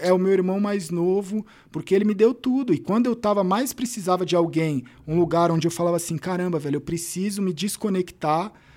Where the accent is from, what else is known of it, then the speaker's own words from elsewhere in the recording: São Paulo, Brazil; Eu nasci na Vila Formosa, Zona Leste